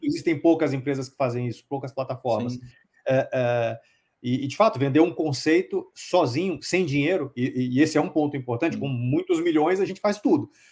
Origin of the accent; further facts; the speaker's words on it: Salvador, Bahia, Brazil; moved away as an adult; now in São Paulo, Brazil; eu sou baiano, né? Eu nasci em Salvador, uhum. eu moro em São Paulo há, hum, eu vim acho que em 96, 95, 96, alguma coisa mais ou menos por aí, acho que em 96, uh, para fazer faculdade